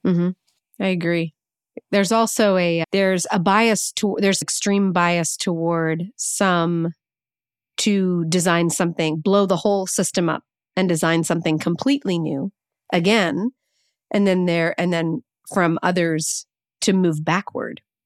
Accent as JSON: {"language": "English", "area": "the North", "region": "Northern United States", "country": "United States", "said": "as a Northerner"}